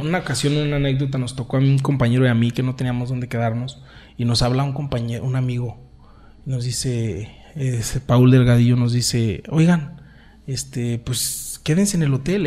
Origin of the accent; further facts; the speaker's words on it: San Juan de los Lagos, Jalisco, Mexico; yo soy orgullosamente de San Juan de los Lagos